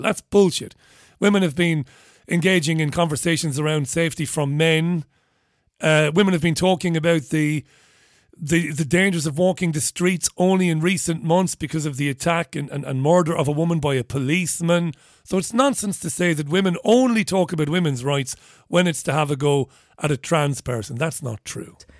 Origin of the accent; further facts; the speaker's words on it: Ireland; as an Irish person, as a kid